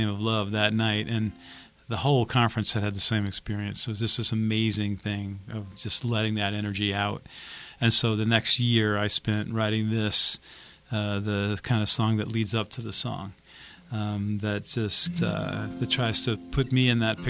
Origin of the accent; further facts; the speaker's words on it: Richmond, Virginia, United States; now in Boston, United States; I grew up in Richmond, Virginia